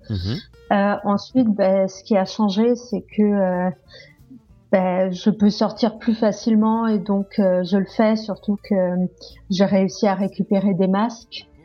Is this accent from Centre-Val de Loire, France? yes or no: no; Corsica, France; now in Paris, France; rentrer en Corse étant donné que je suis corse